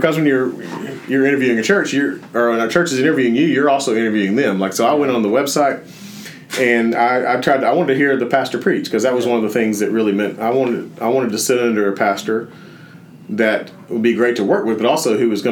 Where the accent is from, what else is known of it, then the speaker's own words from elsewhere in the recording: Jasper, Alabama, United States; moved away as an adult; also born or lived in Birmingham, Alabama; when I moved to Birmingham away from Jasper, I tried to make First Baptist Jasper still be my home church